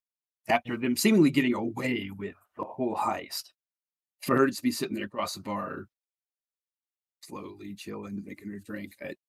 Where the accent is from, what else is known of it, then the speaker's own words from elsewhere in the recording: United Kingdom; And then you know, Craig, I'm from Britain. I got this too.